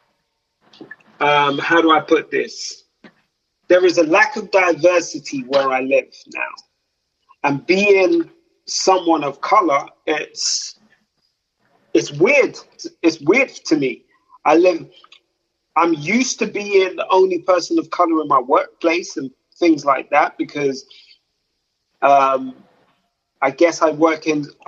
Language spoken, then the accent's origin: English; London, United Kingdom; now in the Midlands, United Kingdom; I'm originally from London, but right now I live in the Midlands